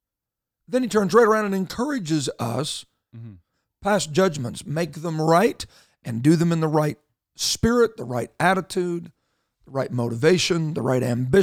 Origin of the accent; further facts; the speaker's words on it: Canada; And I know that we don't have a license to even talk about this, being Canadian